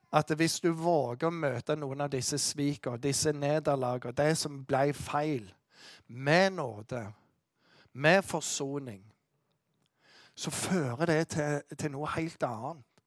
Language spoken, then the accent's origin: Norwegian; Western Norway, Norway; Jeg kommer fra Vestlandet